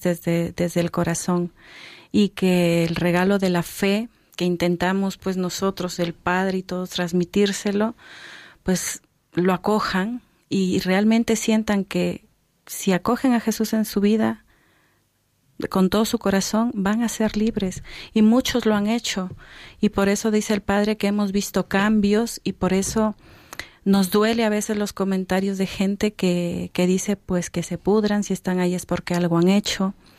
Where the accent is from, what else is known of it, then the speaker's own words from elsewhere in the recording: Peru; moved away; son de Perú, de donde yo soy